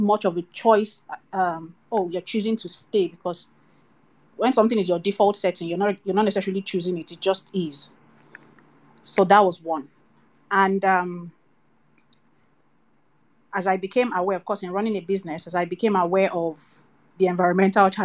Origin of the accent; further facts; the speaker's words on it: Nigeria; also born or lived in United Kingdom; I grew up in Nigeria and then eventually went abroad to school in my adult years